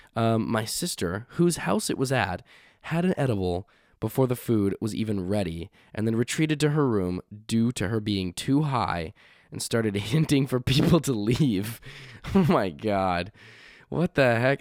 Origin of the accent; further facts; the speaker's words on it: Canada; also born or lived in Halifax; we are Canadian. We are from Canada